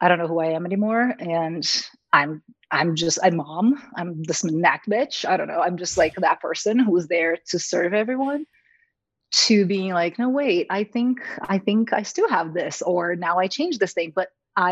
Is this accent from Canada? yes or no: no; Brazil; moved away as an adult; now in United States; I'm from Brazil originally.